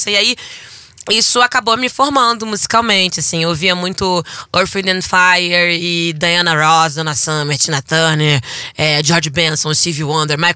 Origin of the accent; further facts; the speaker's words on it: Natal, Rio Grande do Norte, Brazil; also born or lived in Rio de Janeiro; fui criada em Olaria até os meus seis anos de idade. E aí o meu pai, seu Djalma, ele é militar e ele foi transferido para Natal, Rio Grande do Norte.